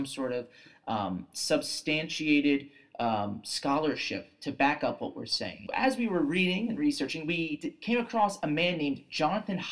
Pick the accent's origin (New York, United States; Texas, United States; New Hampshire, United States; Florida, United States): New York, United States